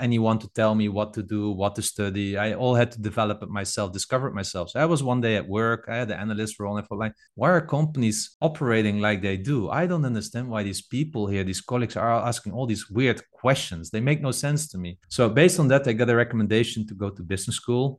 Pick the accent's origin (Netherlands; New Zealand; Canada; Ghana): Netherlands; I'm from the Netherlands